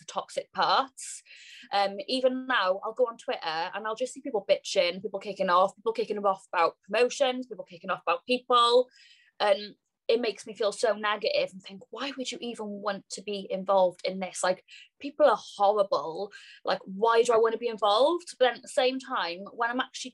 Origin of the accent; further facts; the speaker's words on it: Cardiff, Wales, United Kingdom; I'm from Cardiff, Wales